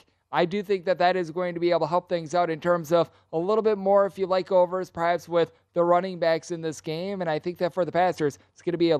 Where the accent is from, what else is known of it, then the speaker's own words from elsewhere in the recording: Wisconsin, United States; moved away; being someone from the great state of Wisconsin